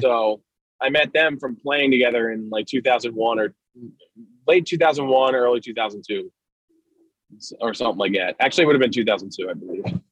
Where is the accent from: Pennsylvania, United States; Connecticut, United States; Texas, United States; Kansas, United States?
Pennsylvania, United States; Doylestown; I'm from Doylestown, and uh, I went to Lenape Middle School